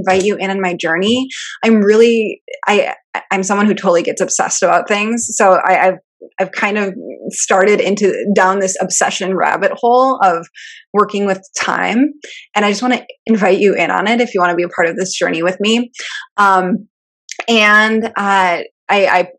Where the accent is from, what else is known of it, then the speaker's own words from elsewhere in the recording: Michigan, United States; I'm from Michigan, so we like actually learned about this in elementary school or high school